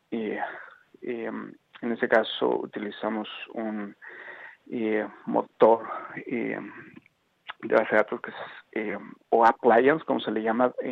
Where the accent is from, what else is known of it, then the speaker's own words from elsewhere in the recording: Mexico City, Mexico; moved away as an adult; now in Toronto, Canada; Y fue hace ocho años, en el 2009, que emigré de la Ciudad de México y del país a la ciudad de Toronto, en Canadá.